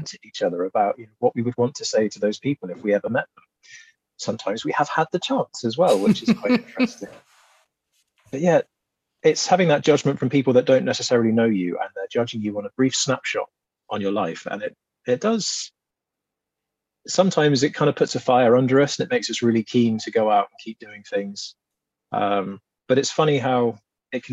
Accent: England, United Kingdom; we're both from the South

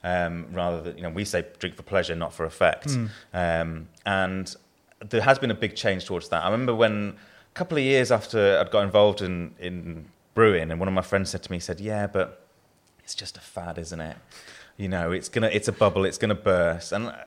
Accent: England, United Kingdom; now in Yorkshire and the Humber; you've probably guessed from my accent, I'm not a born and bred Yorkshireman. I've been here longer than I've not been here, long enough to not be considered Southern by anyone I know from the South

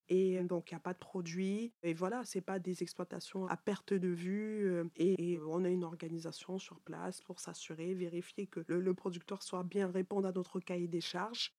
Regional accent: Cameroon; moved away; moi du Cameroun

